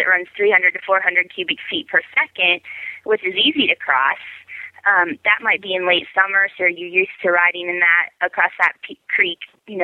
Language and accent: English; Ohio, United States; now in Colorado, United States; I grew up in Ohio